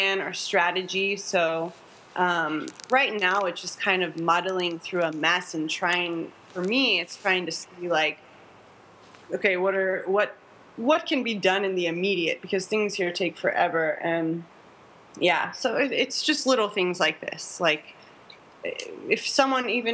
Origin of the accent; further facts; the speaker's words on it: Orange County, California, United States; I grew up in Orange County